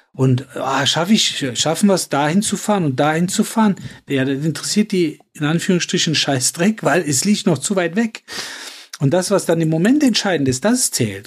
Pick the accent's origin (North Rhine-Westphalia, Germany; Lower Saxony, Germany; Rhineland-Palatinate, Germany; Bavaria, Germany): North Rhine-Westphalia, Germany; Cologne; in äh, Köln-Nippes vor allen Dingen, also wo ich groß geworden bin